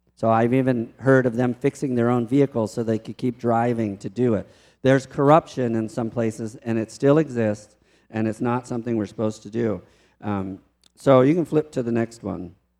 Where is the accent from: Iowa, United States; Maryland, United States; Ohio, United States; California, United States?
Maryland, United States; Baltimore; moved away; also born or lived in Mexico; I grew up in Baltimore